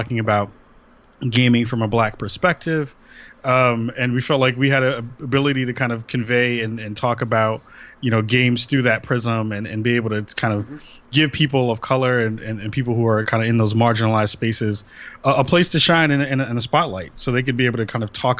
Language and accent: English; New York City, New York, United States; moved away as an adult; now in Portland, United States; I'm from the Bronx originally, and then moved out to Portland, Oregon 4 years ago